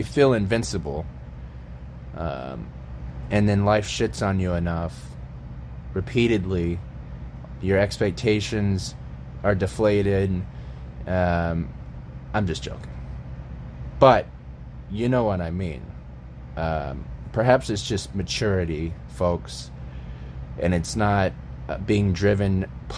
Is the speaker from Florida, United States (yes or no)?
yes; Tampa, Florida, United States; moved away as an adult; also born or lived in Austin, Texas; I grew up in Florida, as many of you are aware. I grew up in Tampa, and I lived there until I was 25 or 26